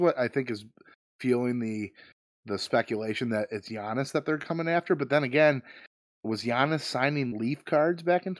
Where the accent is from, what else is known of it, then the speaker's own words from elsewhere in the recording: Ireland; As an Irishman, I feel it necessary to root for Rory McIlroy.